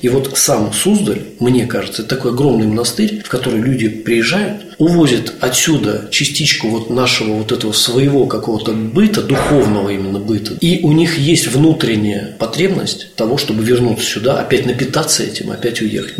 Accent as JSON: {"language": "Russian", "town": "Vladimir", "region": "Vladimir Oblast", "country": "Russia", "said": "я вообще сам из Владимира"}